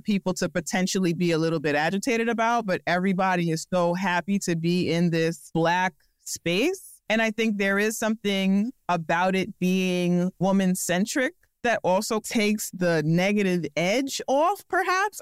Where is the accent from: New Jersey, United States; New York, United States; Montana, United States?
New York, United States; As a New Yorker, as a Black person